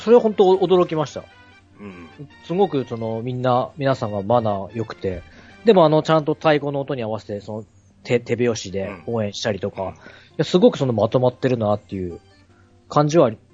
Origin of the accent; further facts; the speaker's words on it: Toyama, Japan; 地元の僕富山なんですけど